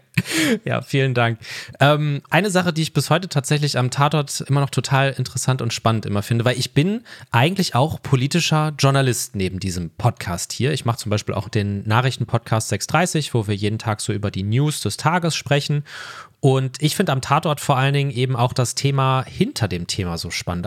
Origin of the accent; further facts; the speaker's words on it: Ruhr area, North Rhine-Westphalia, Germany; Ich komme aus dem Ruhrgebiet